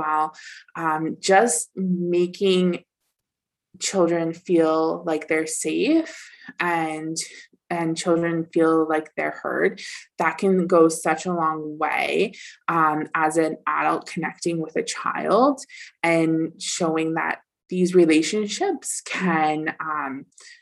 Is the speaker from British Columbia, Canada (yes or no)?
no; Dufferin County, Ontario, Canada; I came back to Dufferin County